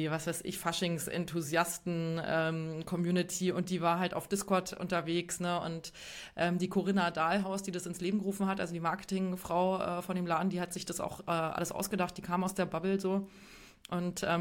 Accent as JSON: {"language": "German", "region": "Bavaria", "country": "Germany", "said": "auch aus Bayern. Ähm, da kennt man das nicht so sehr, aber in Westdeutschland"}